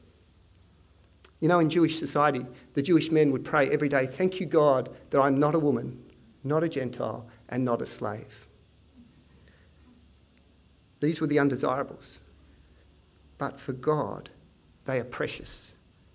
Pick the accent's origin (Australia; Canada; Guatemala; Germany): Australia; Penrith, New South Wales; I teach at Tiggs, I come from Penrith